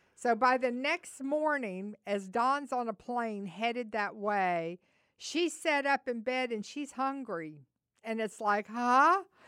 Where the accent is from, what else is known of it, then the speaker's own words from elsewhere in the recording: the South, United States; we're from the South